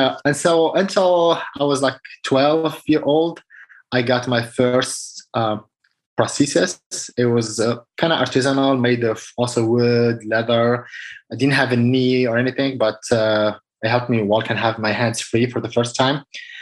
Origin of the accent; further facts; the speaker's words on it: Casablanca, Casablanca-Settat, Morocco; moved away as an adult; I was born in Casablanca, Morocco. I spent all my childhood, adult, like until I was 27 years old.